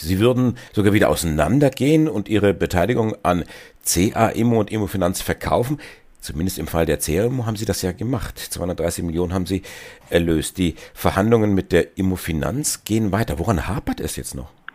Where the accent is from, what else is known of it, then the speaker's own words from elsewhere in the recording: Germany; bei uns in Deutschland